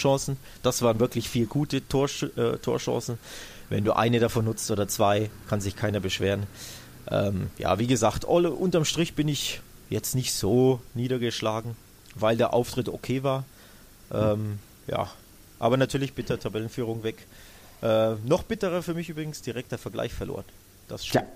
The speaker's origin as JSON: {"language": "German", "country": "Germany", "said": "als Deutscher"}